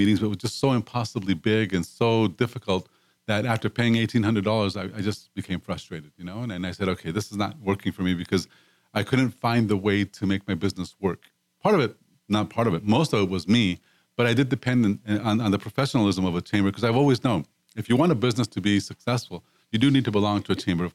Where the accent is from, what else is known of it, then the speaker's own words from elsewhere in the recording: Mexico; moved away as an adult; now in Houston, United States; I came from Mexico, and part of the reason why I wanted to live in the States